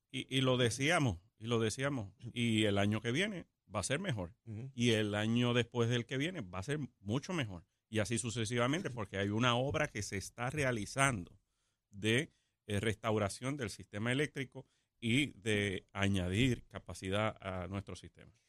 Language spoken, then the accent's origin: Spanish; Puerto Rico